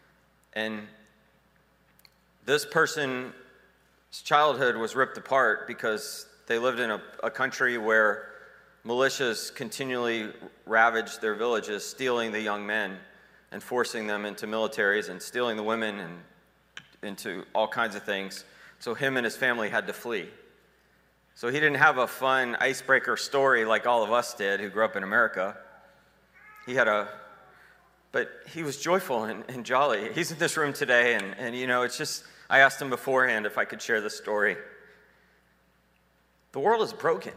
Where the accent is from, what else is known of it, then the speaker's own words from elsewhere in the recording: Atlanta, Georgia, United States; I'm from Atlanta